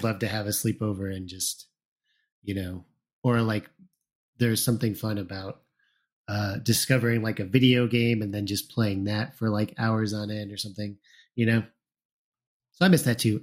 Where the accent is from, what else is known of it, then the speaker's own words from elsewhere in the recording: Plainfield, Illinois, United States; I grew up in Plainfield, Illinois